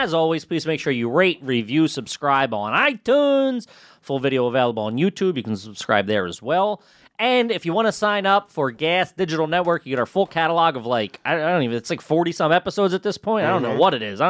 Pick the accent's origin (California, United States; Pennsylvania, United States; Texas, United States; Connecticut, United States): Pennsylvania, United States; Philadelphia; we're from Philly